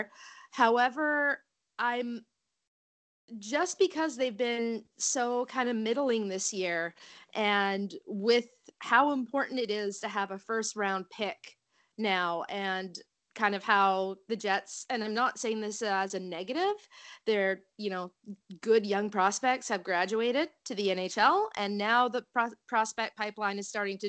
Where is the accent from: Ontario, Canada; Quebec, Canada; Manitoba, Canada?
Manitoba, Canada; moved away; also born or lived in Saskatchewan; I was living in Saskatchewan at the time, but I'm from Manitoba